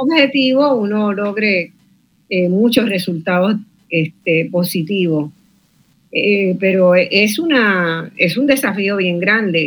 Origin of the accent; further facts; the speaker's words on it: Puerto Rico; desde Puerto Rico